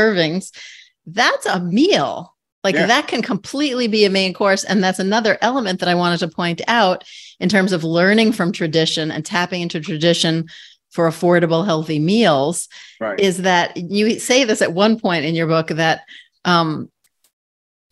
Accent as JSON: {"language": "English", "town": "New York City", "region": "New York", "country": "United States", "tie": "born or raised there", "said": "my times as a kid growing up in New York City"}